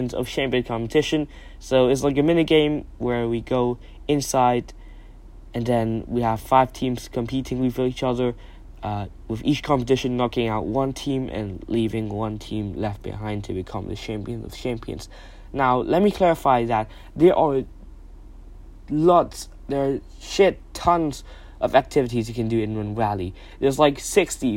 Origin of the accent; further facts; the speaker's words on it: Thailand; I'm from Thailand